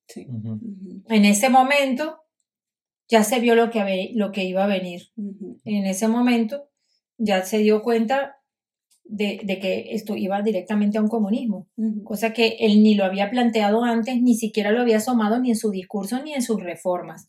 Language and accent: Spanish; Caracas, Capital District, Venezuela; moved away as an adult; also born or lived in Galicia, Spain; now in Spain; me iba caminando desde los Chaguaramos, caminando por el Parque Los Caobos hasta donde estaba el Museo de Bellas Artes y el Museo de Historia Natural para ir a pasar, y era niña